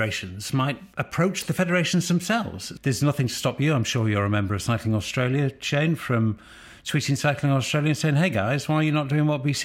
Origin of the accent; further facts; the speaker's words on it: United Kingdom; I'm British.